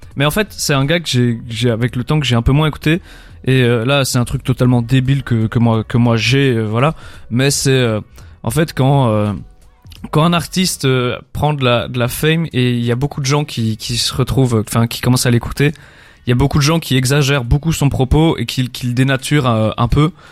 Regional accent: Belgium; on est belge.

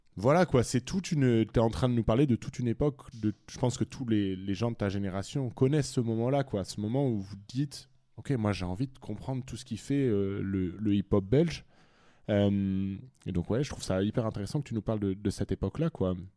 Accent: France; moved away; also born or lived in Brussels; je suis français

